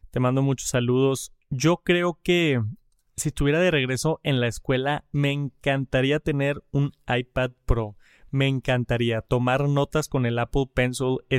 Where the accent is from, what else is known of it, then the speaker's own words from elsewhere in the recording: Yucatán, Mexico; soy de María Yucatán. Actualmente estoy estudiando en la universidad.